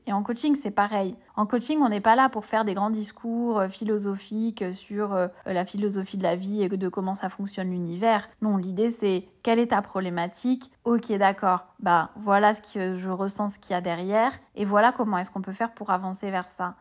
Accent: Bordeaux, Nouvelle-Aquitaine, France; moved away as an adult; also born or lived in Paris; now in Île de Ré, France; j'ai trente-quatre ans, je viens de Bordeaux.

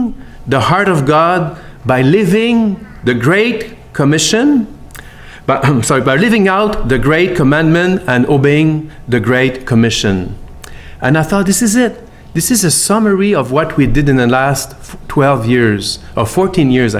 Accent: Montreal, Quebec, Canada; accent: French accent from Montreal; English is a second language; moved away as an adult; now in Warsaw, Poland; And I'm from Quebec, as you can hear the accent. I have never lost the French accent from Montreal.

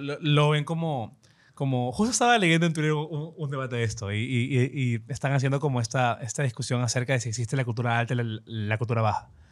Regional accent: Ecuador

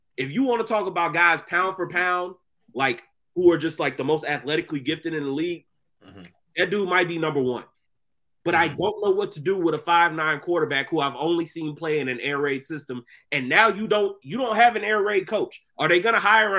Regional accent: Texas, United States; As somebody who was born and raised in Texas

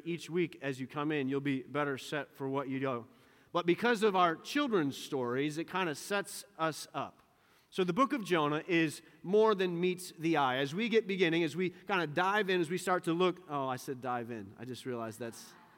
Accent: Western New York, United States; the dairy farm that I grew up on here in Western New York

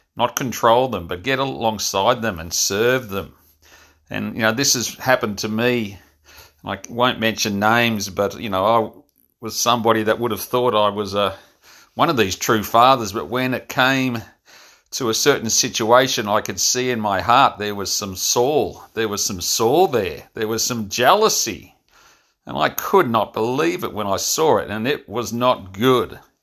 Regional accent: Frankston, Victoria, Australia; my hometown of Frankston

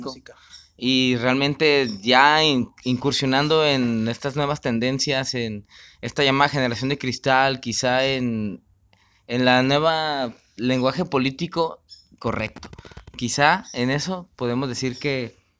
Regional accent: Mexico; como mexicano

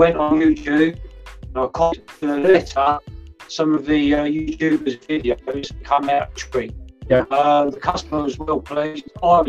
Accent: Bristol, South West England, United Kingdom

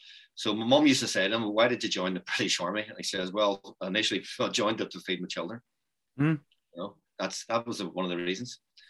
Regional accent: Ireland; we regarded ourselves as Irish on the island of Ireland.

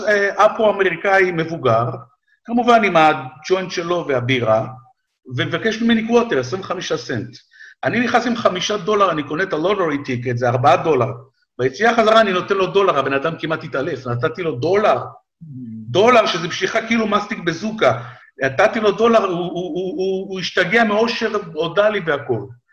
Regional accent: Israel; moved away as an adult; now in United States; כמעט 40 שנה הייתי בישראל, עברתי שם, עברתי שם כמה מלחמות, אפרופו מלחמות, עברתי כמה מלחמות בתור ילד, בתור נער, בתור חייל

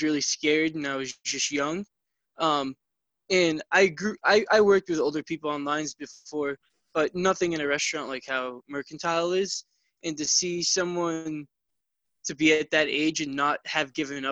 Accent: Boston, Massachusetts, United States; also born or lived in upstate New York; I started my life out in South Boston

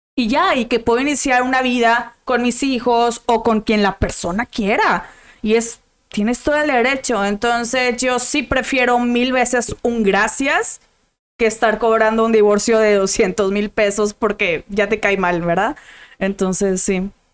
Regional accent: Monterrey, Nuevo León, Mexico; yo soy de Monterrey

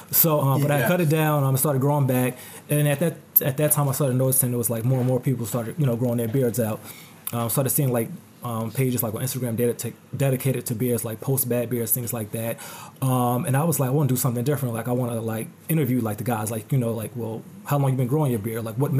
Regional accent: New Jersey, United States; Which, you know, I'm from Jersey, but, you know, still, I got to travel for it.

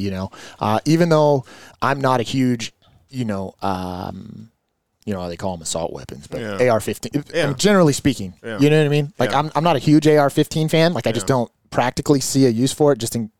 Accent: California, United States; I've born and raised in California

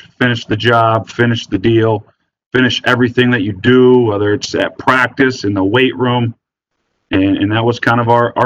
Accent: Wisconsin, United States; growing up in Wisconsin

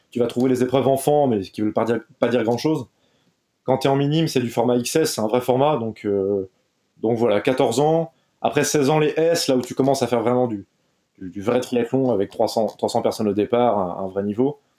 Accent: Brittany, France; je suis triathlète, j'ai 27 ans l'âge des rockstars. Non, c'est l'âge des rockstars au il donc on va pas parler. Je suis breton, connu pour être euh, breton dans le monde du triathlon.

